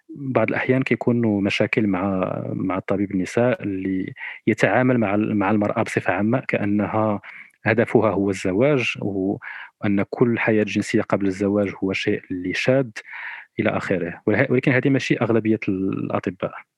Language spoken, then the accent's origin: Arabic; Morocco; انا كشاب مغربي او كشابه مغربيه